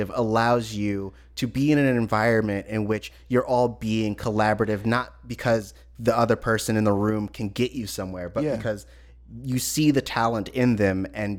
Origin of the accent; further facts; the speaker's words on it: California, United States; I'm from California.